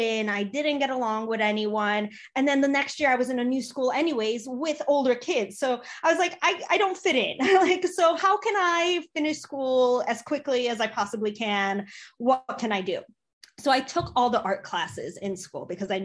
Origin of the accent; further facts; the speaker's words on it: Chicago, Illinois, United States; also born or lived in Poland; So I was born in Poland. I came to the US when I was 3 years old. I grew up in Chicago